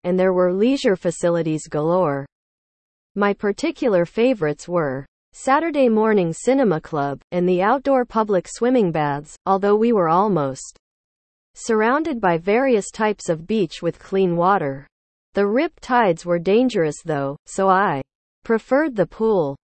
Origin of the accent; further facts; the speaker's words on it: Barry, Wales, United Kingdom; moved away as an adult; also born or lived in Portsmouth; I grew up in Barry Wales in the fifties and sixties